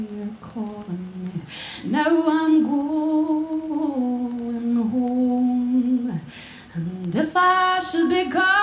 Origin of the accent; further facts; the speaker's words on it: Glasgow, Scotland, United Kingdom; I'm from Glasgow